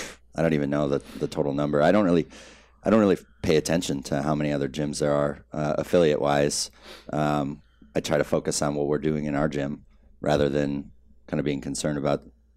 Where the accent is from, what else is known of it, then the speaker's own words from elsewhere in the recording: Midwest, United States; Yeah, I was always handy. I was raised in the Midwest and just did a lot of work.